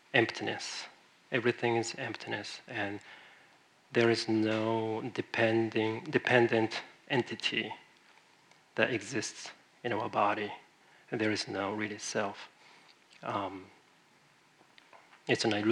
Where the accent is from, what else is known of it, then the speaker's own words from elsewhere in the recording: Japan; English is a second language; moved away as an adult; now in San Francisco, United States; I grew up in Japan